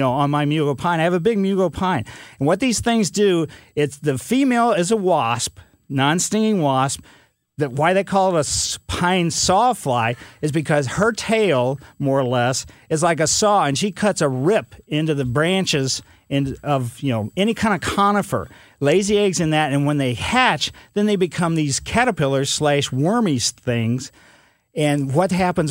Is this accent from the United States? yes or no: yes; Ellisville, United States; when I was a kid growing up in Ellisville